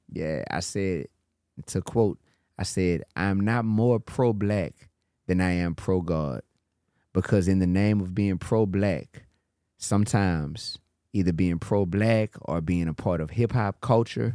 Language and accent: English; New Orleans, Louisiana, United States; I grew up in New Orleans